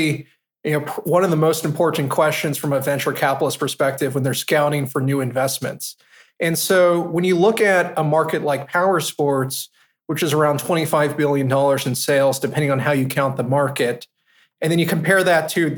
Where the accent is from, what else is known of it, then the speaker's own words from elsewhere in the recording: Palm Springs, California, United States; moved away as an adult; also born or lived in East Coast; now in New York, United States; I grew up in Palm Springs, California